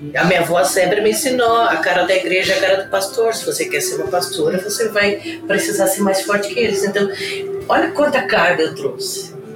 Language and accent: Portuguese; Joinville, Santa Catarina, Brazil; Eu sou natural de Joinville